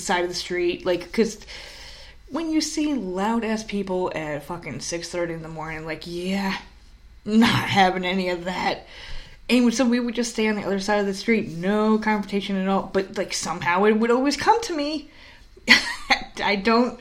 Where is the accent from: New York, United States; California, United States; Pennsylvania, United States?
New York, United States; moved away as an adult; also born or lived in New Jersey; we're from New York.